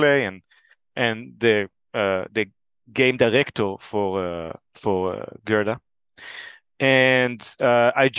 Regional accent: Israel; moved away as an adult; now in Denmark; I'm originally from Israel. Now I live in Denmark.

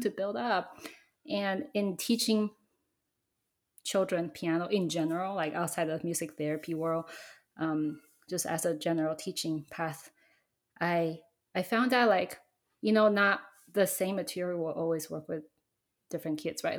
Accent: Taiwan; I grew up in Taiwan

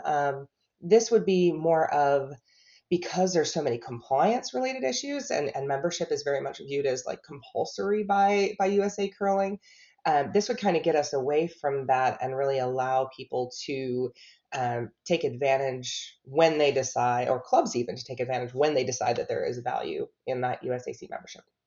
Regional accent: Buffalo, New York, United States; moved away as an adult; now in Charlotte, United States; I was born in Buffalo, New York

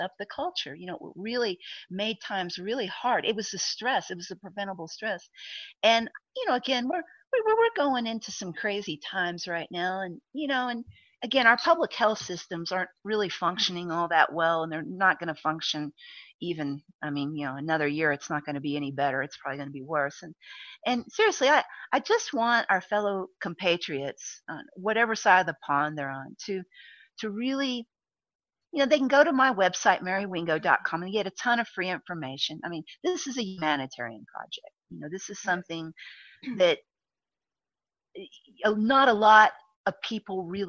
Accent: Texas, United States; I'm a Texan

